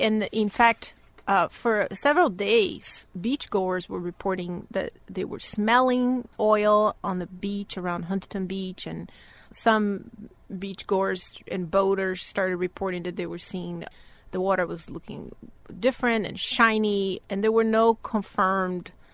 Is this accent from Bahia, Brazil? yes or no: yes; Bahia, Brazil; moved away as an adult; So I'm originally from Brazil, born and raised in the northeast of Brazil, in a state called Bahia